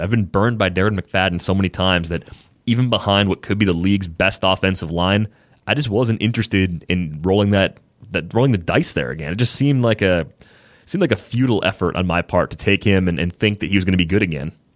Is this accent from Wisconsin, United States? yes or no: yes; Waukesha, Wisconsin, United States; I'm from Waukesha.